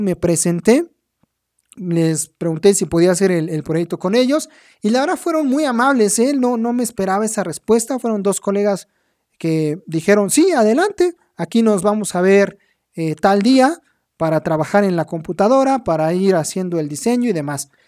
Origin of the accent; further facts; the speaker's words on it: Mexico; a mí como mexicano